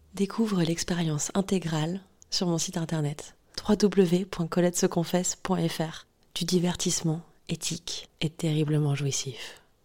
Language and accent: French; France; accent: French; mon super accent français